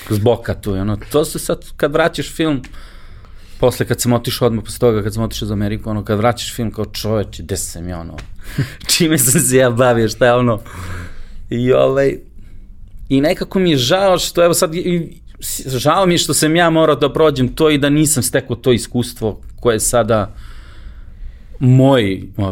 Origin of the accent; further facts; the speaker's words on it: Belgrade, Serbia; ja sam maltene jedini iz Beograda